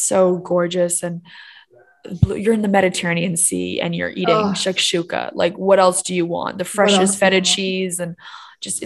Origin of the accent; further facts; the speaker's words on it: Hong Kong; moved away as an adult; also born or lived in Miami / Canada / Shanghai / Paris; the area in which we grew up in Hong Kong